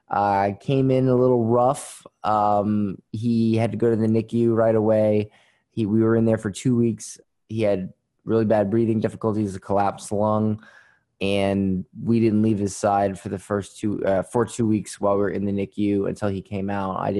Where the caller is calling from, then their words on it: Florida, United States; Florida. Um, uh, uh, well, today uh, cloudy Florida, not not sunny Florida.